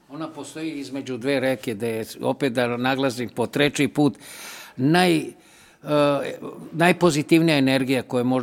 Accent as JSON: {"language": "Croatian", "region": "Belgrade", "country": "Serbia", "tie": "born or raised there", "said": "Ja sam u Mali rođen i volim Seomalu zato što tu jedino u Beogradu kruži pozitivna energija, zato što se spaja sa dve reke, Dunav i Sava."}